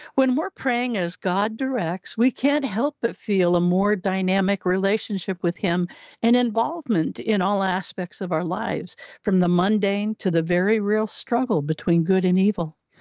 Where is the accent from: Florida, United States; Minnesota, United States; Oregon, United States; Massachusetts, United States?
Oregon, United States; Southern; moved away as an adult; also born or lived in Illinois; I grew up in Southern Oregon, and we very seldom got snowfall